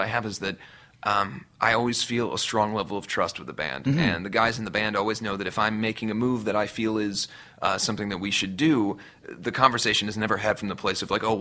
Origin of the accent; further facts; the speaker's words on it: Cincinnati, Ohio, United States; moved away as an adult; now in Los Angeles, United States; where I grew up in Cincinnati, Ohio